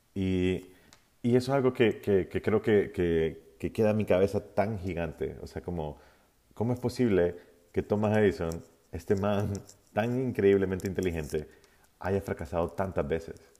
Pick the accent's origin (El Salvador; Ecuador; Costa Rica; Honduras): Honduras; yo soy de Honduras